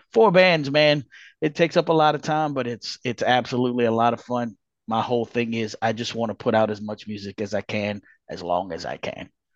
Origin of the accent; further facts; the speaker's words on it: Louisiana, United States; born and raised in Louisiana